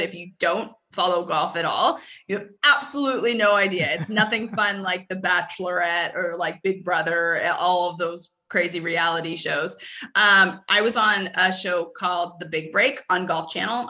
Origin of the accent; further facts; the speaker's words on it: Edmonton, Alberta, Canada; moved away as an adult; now in United States; I'm originally from Edmonton